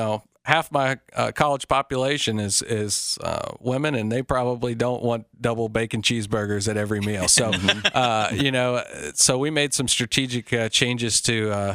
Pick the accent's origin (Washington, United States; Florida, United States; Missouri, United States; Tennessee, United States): Tennessee, United States; Cleveland; moved away as an adult; also born or lived in Nashville / California / Japan / Afghanistan; I grew up in Cleveland, Tennessee, and, you know, I was in high school when, you know, Peyton Manning and T. Martin were, you know, and T. Martin won the national championship. I grew up a Vol fan.